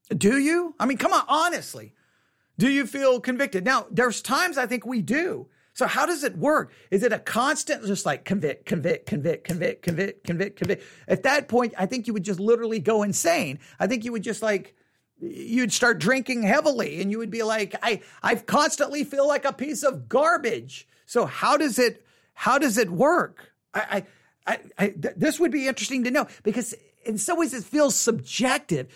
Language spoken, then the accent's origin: English; Texas, United States; accent: Texas; my Texas accent